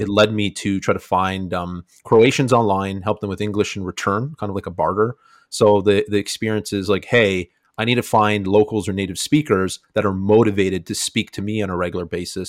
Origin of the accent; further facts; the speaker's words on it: Niagara region, Ontario, Canada; I'm from Canada, Niagara region